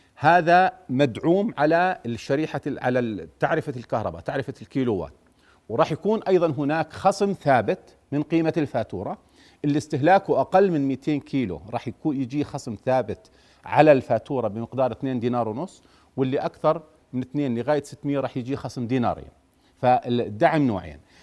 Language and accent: Arabic; Jordan; عندنا بالأردن